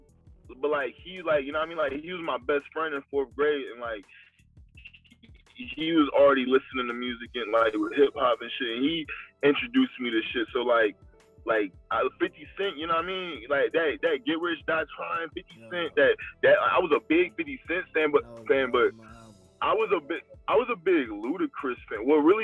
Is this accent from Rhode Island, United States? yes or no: no; Rocky Mount, North Carolina, United States; born there; also born or lived in Colorado; I was born in Rocky Mount, North Carolina, which is next to Durham and, like, you know, the Tar Heels and all that shit, kind of, like.